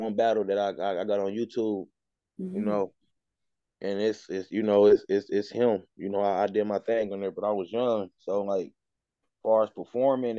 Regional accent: Dayton, Ohio, United States; I'm from Dayton, Ohio

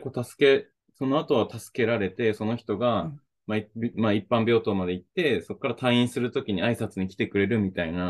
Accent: Oita, Japan; moved away; also born or lived in Okinawa / Hokkaido; 地元大分

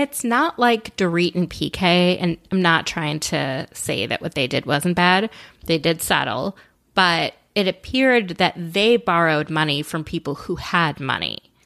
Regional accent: Minnesota, United States; as a Minnesotan myself

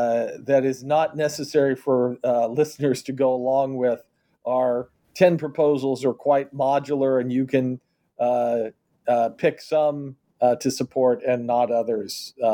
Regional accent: Kansas City, Missouri, United States; So in my hometown of Kansas City, there is an entertainment district just next door called Westport.

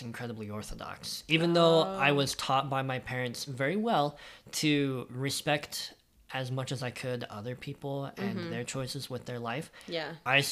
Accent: Florida, United States; I grew up in Florida

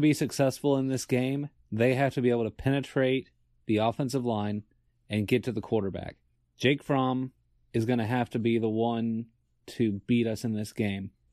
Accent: Virginia, United States; moved away as an adult; now in Atlanta, United States; when I first got to school and growing up in Virginia

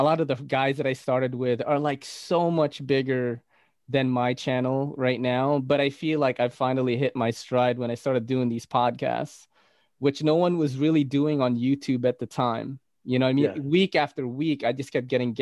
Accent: New York City, New York, United States; also born or lived in Philippines; I'm from New York City.

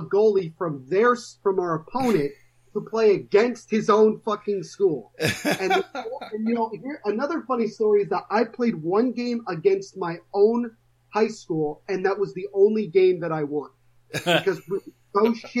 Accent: Little Silver, New Jersey, United States; I am from Little Silver, New Jersey

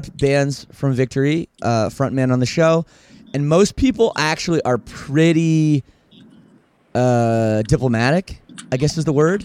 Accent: Oakville, Ontario, Canada; It was Oakville, Ontario, Canada. My hometown

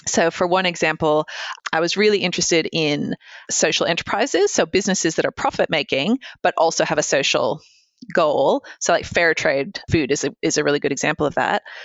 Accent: United States; moved away; I grew up in the States

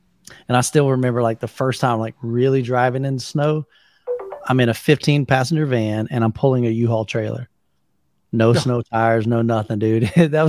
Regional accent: Florida, United States; so I'm from Florida, born and raised Florida. I don't drive in snow very often

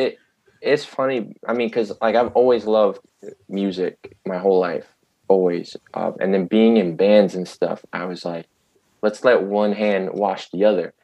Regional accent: New York City, New York, United States; born or raised there

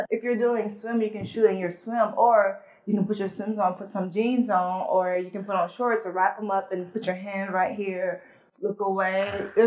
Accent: Atlanta, Georgia, United States; English is a second language; also born or lived in French-speaking country; So I grew up in a French speaking country, so I speak Fulani, French, and English. Wow. And I grew up in Atlanta

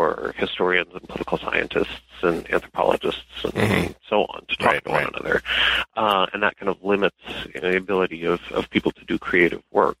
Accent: Denver, Colorado, United States; moved away as an adult; So I am originally from Denver. I lived there most of my childhood till I was 18

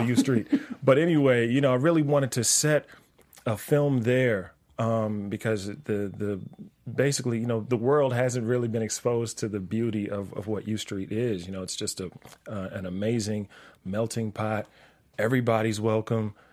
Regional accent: Washington, District of Columbia, United States; moved away; I'm from Washington D.C.

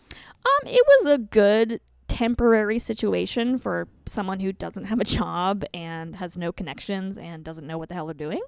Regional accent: Colorado, United States; moved away; I'm from Colorado, and I used to be a teacher

